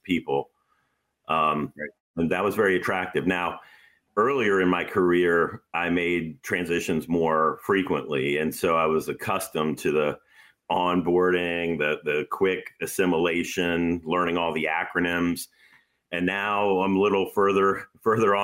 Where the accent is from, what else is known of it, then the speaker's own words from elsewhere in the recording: United States; I'm an American